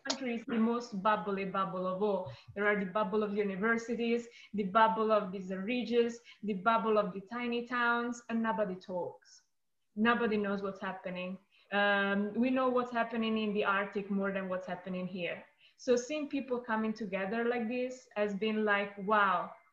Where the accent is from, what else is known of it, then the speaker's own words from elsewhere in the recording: Italy; also born or lived in upstate New York; now in United States; I am originally from Italy